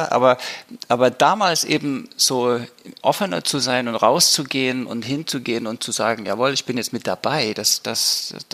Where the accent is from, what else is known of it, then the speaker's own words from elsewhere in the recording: East Germany, Germany; ja, in der Zeit als Ostdeutscher, gerade nach der Wende, hat man erstmal auch Scheu gehabt, in den sogenannten Westen zu gehen.